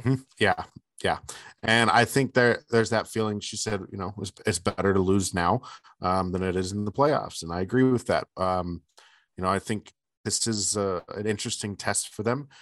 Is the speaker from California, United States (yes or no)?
yes; Bay Area, Northern California, United States; moved away; I grew up in the Bay Area, in Northern California, in the Bay Area